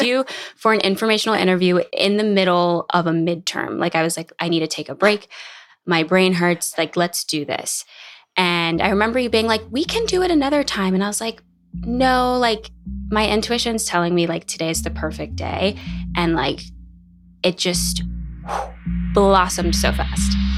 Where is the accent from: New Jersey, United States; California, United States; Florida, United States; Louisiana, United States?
Louisiana, United States; New Orleans; moved away as an adult; also born or lived in Boston; now in Los Angeles, United States; growing up in New Orleans, I went to college in Boston, and then I moved to L